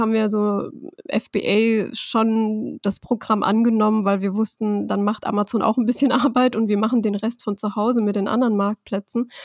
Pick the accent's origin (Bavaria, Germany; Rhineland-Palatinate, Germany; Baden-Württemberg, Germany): Rhineland-Palatinate, Germany; ich bin aus Rheinland-Pfalz und meine Firma mhm. ist in mhm. Hessen